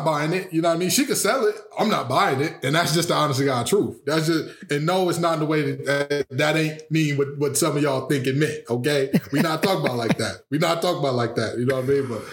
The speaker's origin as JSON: {"language": "English", "town": "Detroit", "region": "Michigan", "country": "United States", "tie": "born or raised there", "said": "I was raised on Westmoreland and Greenfield on the mile, 7 mile that is"}